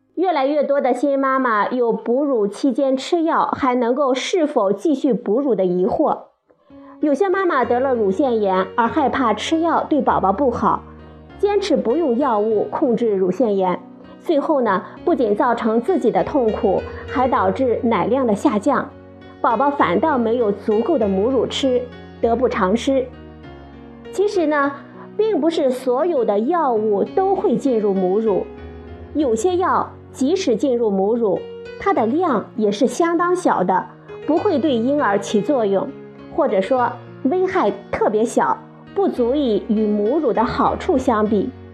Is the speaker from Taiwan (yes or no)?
no; China; 我们中国人